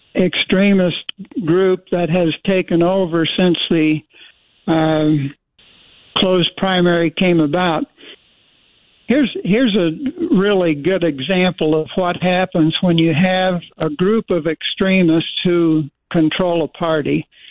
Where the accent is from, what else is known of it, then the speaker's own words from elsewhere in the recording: Twin Falls, Idaho, United States; I was born in Twin Falls. I grew up in Idaho. I've been an Idahoan for 81 years